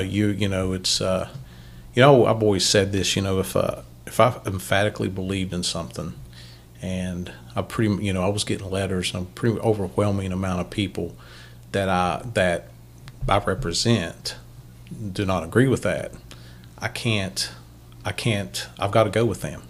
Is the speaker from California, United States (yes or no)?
no; Ohio, United States; now in West Virginia, United States; I'm from Ohio, but I live in West Virginia.